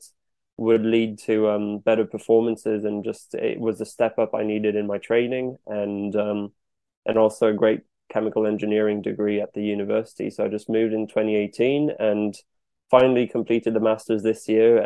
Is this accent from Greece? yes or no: no; France; accent: French; moved away as an adult; also born or lived in New York, United States; now in Bath, United Kingdom; I was born in France. France is the only passport I've got. It's 100% French. And at the age of two, we moved to the US near New York, and basically grew up on the beach, running around in the sea all the time from age 2 to 7. Then we moved back to France, and I spent the next 15 years there.